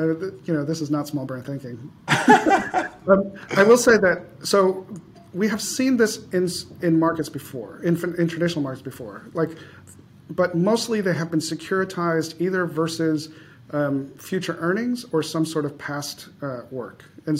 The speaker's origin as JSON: {"language": "English", "town": "Chicago", "region": "Illinois", "country": "United States", "tie": "born or raised there", "said": "I grew up in Chicago."}